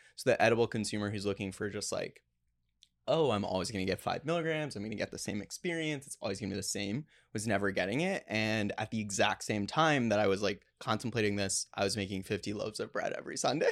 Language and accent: English; Plano, Texas, United States; I grew up in Plano, Texas, which is the headquarters of Frito Lay